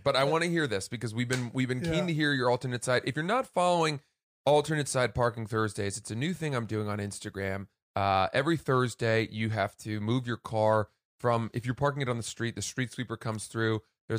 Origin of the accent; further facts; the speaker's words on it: Maine, United States; So we grew up in Maine, we have a long dirt driveway, which sounds fancier than it is.